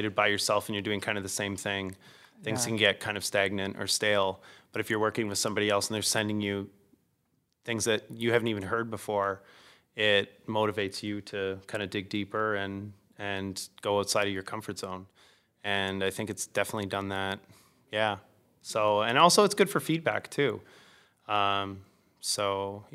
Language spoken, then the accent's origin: English; Stratford, Ontario, Canada; which is my hometown